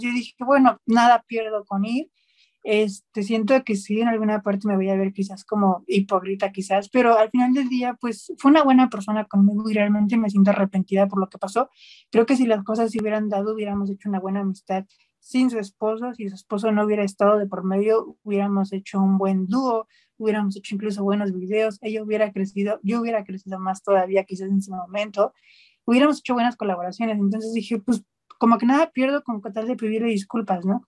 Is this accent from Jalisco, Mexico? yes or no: no; Nopalillo, Hidalgo, Mexico; es un pueblo que se llama Nopalillo. Este pueblo pues se ubica en el estado de Hidalgo